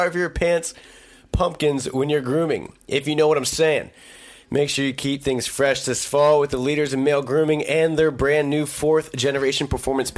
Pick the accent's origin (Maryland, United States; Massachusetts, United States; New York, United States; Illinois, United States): Maryland, United States; Eastern Shore of; I grew up in the Eastern Shore of Maryland